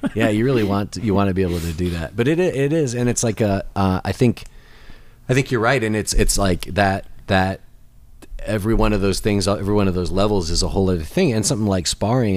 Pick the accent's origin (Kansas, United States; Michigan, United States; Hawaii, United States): Michigan, United States; now in Nashville, United States; I'm originally from Michigan